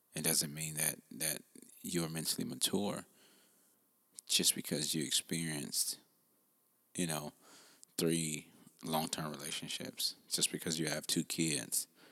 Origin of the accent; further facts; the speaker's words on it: United States; I'm I'm African American